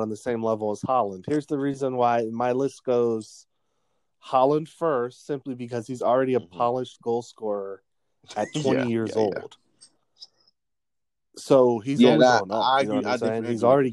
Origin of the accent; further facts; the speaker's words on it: East Coast, United States; a East Coast young man from America